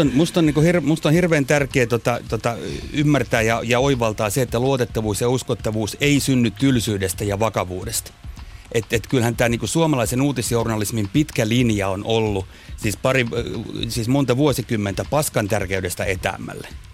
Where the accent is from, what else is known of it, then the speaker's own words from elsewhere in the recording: Kotka, Kymenlaakso, Finland; mä oon Kotkasta kotoisin